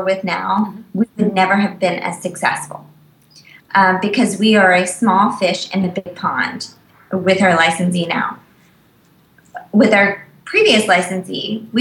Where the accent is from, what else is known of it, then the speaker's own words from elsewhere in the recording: Virginia, United States; I'm from Virginia